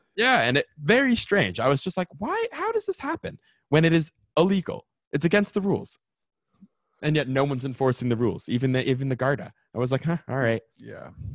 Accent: Canada; also born or lived in Ontario; I'm Canadian.

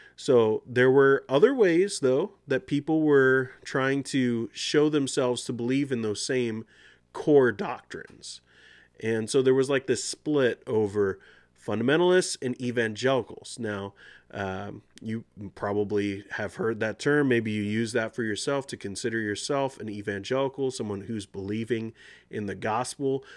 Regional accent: United States; I'm a U S citizen. I was born in the United States.

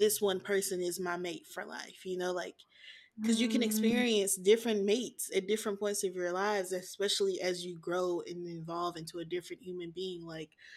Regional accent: the South, United States; I was born in the South, and so I was only taught no sex or save sex for your husband

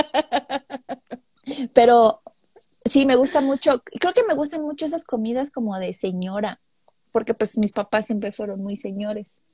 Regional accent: Chiapas, Mexico; moved away

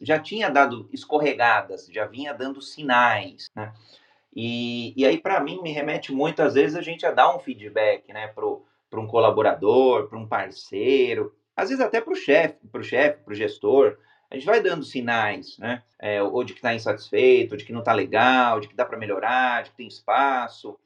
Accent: Brazil; brasileiro, homem cis, é brasileiro com orgulho

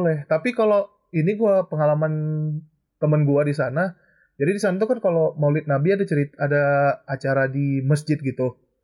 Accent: Aceh, Indonesia; moved away as an adult; now in Jakarta, Indonesia; gue dari Aceh, tapi sekarang lagi di Jakarta kebetulan

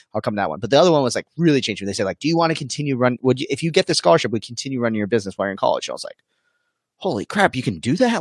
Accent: Arizona, United States; born and raised in Arizona

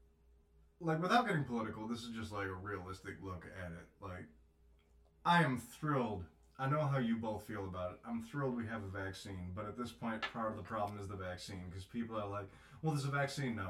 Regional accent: north of 9 Mile, Michigan, United States; As somebody who grew up like north of 9 Mile, I only get to say I'm like from Detroit if I'm out of state.

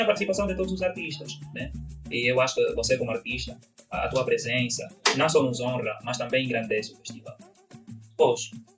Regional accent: Angola; accent: Angolan; now in Brazil; eu sou angolano

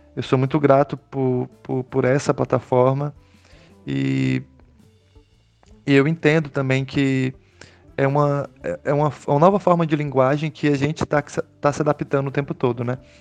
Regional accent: Brazil; now in São Paulo coast, Brazil; Eu sou nascido no Vale do Araguaia, em região de divisa entre Goiás e Mato Grosso, cortada pelo Rio Araguaia.

